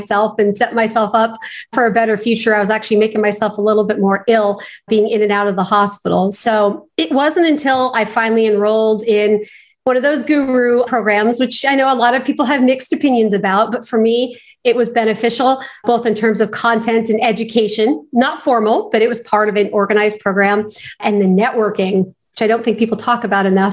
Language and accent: English; Los Angeles, California, United States; growing up in Los Angeles